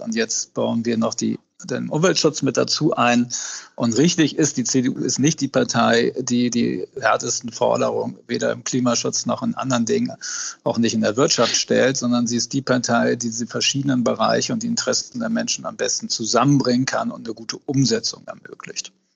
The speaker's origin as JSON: {"language": "German", "region": "Hamburg", "country": "Germany", "said": "als Hamburger, äh, das haben wir beide so verstanden, wir sind Abgeordnete unserer Stadt"}